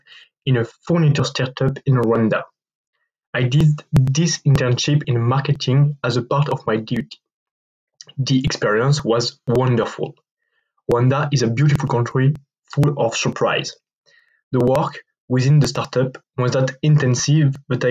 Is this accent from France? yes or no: yes; France; I'm 21 years old and I'm from France.